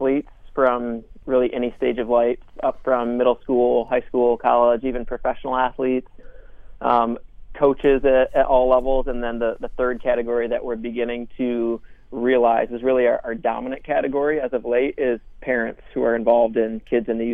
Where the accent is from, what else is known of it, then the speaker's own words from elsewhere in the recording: Rockford, Michigan, United States; moved away as an adult; also born or lived in Grand Rapids, Michigan / North Carolina; I'm born and raised in Grand Rapids, Michigan. From a town called Rockford